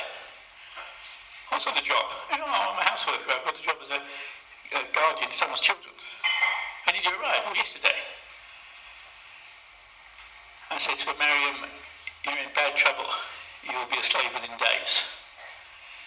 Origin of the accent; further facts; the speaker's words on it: United Kingdom; accent: British; my British accent